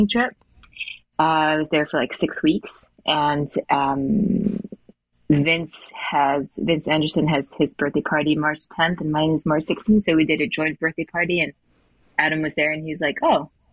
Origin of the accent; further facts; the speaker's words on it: Switzerland; moved away as an adult; also born or lived in United States; I was born in Switzerland and I did all my schooling here.